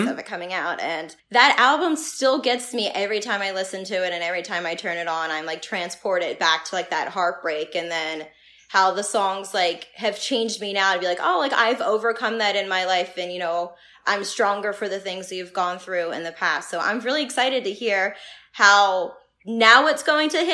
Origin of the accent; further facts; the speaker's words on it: Philadelphia, Pennsylvania, United States; I grew up in South Philly